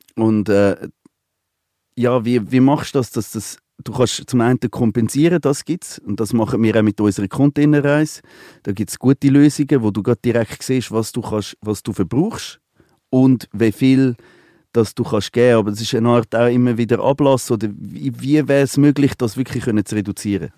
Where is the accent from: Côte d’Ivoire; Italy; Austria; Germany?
Côte d’Ivoire; now in Switzerland; Ich bin an der Elfenbeinküste aufgewachsen. Ich bin seit 40 Jahre nicht mehr dort